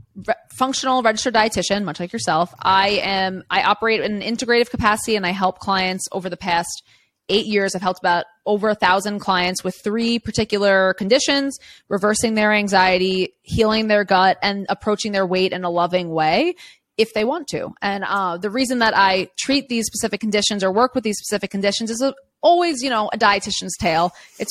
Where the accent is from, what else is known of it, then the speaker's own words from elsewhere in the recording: New York City, New York, United States; I grew up in Queens, New York City, like one of the most diverse neighborhoods in the entire world.